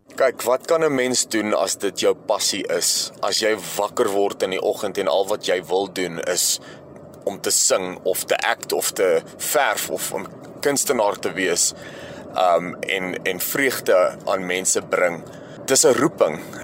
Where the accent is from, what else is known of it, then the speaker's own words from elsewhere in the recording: Alberton, Gauteng, South Africa; also born or lived in Johannesburg; gebore in Johannesburg stad en ek het in Alberton grootgeword.